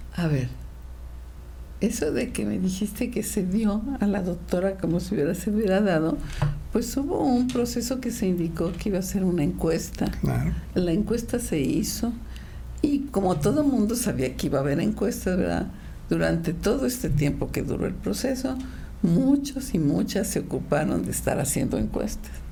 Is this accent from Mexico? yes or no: yes; Querétaro, Mexico; servir a mi pueblo queretanas y queretanos